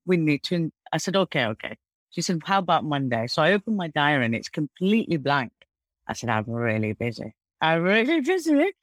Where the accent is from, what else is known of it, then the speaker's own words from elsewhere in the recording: Manchester, North West England, United Kingdom; now in Dubai, United Arab Emirates; we were brought up in Mossad in Manchester